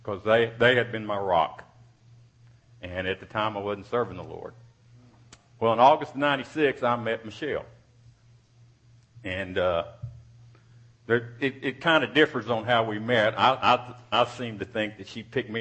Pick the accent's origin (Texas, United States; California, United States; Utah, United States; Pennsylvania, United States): Texas, United States; Odessa; I was born in Odessa, Texas in 1957, May 23rd